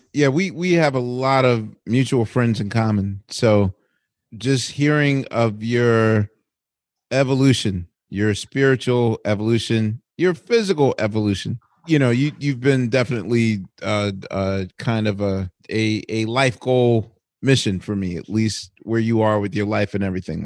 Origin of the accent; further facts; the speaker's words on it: Philadelphia, Pennsylvania, United States; as a Philadelphian